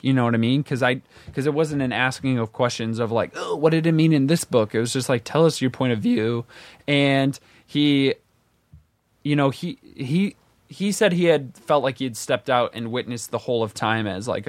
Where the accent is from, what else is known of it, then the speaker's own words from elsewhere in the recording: Midwest, United States; like growing up in the Midwest, I was raised Methodist, and we didn't go to church that often.